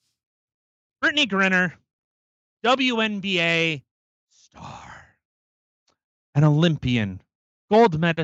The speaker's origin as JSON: {"language": "English", "country": "Canada"}